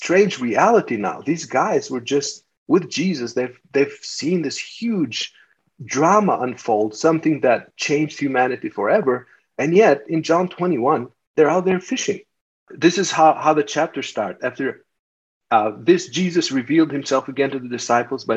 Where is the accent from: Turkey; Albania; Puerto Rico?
Albania; now in United States; I grew up in Albania and we didn't have anything and it was a communist country.